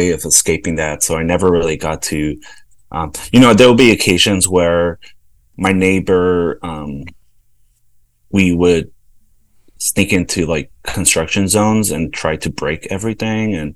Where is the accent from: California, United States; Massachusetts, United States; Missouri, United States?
California, United States; Los Angeles; moved away as an adult; also born or lived in El Salvador / New York City / San Francisco; now in Kansas City, United States; I grew up in South Central